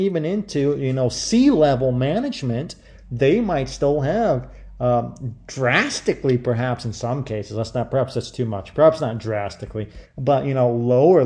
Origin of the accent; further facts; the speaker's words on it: Midwest, United States; moved away as an adult; I grew up in the Midwest